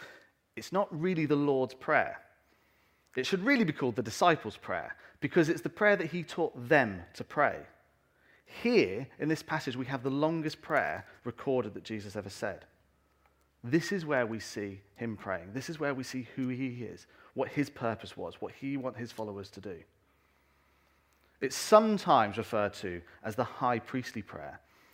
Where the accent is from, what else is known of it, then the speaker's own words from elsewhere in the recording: England, United Kingdom; also born or lived in North America; And I remember when we came back, I was about 12 years old, and we came back to this country. And I'm British, I'm English, and I hold on to that very strongly.